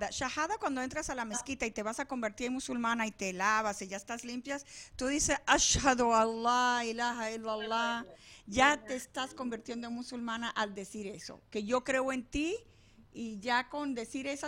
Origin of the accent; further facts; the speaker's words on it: Deir Dibwan, West Bank, Palestine; estos son de Derdibuan, que son del pueblo de donde yo soy allá en Palestina, así que están súper ricos.